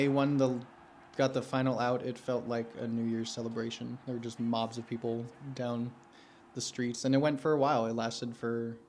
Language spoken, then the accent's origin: English; California, United States; moved away as an adult; now in Arizona, United States; I grew up in California. And I moved to Arizona